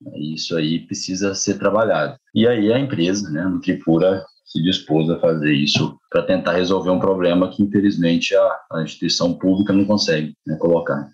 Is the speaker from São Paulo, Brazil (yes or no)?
no; Ponte Nova, Minas Gerais, Brazil; moved away as an adult; also born or lived in Viçosa; now in Mato Grosso, Brazil; também sou, sou mineiro, interior